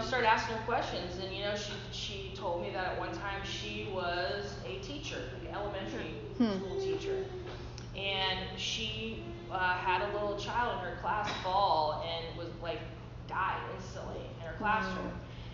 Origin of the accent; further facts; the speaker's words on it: Midwest, United States; now in California, United States; growing up in the Midwest